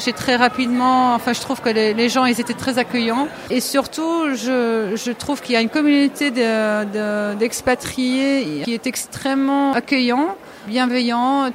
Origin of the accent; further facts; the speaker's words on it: Amsterdam, North Holland, Netherlands; French is a second language; moved away as an adult; also born or lived in London / Paris; now in Barcelona, Spain; je suis hollandaise d'Amsterdam